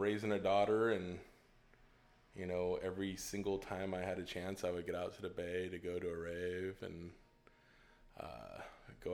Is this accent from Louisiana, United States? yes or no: no; Modesto, California, United States; also born or lived in San Jose, California; Right here in Modesto, on the east side of Modesto